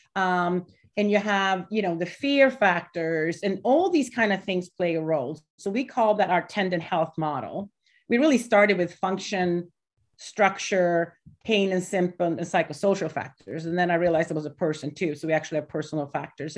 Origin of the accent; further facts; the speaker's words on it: Gothenburg, Västra Götaland, Sweden; now in Delaware, United States; I'm from Gothenburg in middle.